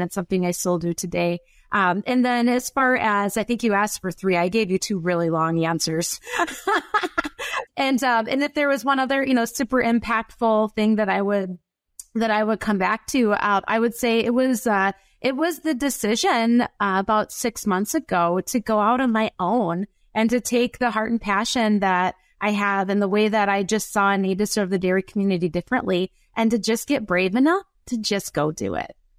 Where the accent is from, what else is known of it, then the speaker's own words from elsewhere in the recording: Wisconsin, United States; accent: up north Wisconsin; my up north Wisconsin accent